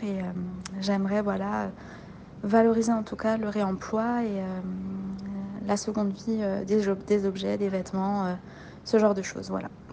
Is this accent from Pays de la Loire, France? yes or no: no; Belfort, Bourgogne-Franche-Comté, France; moved away; also born or lived in Mulhouse; je suis originaire de Belfort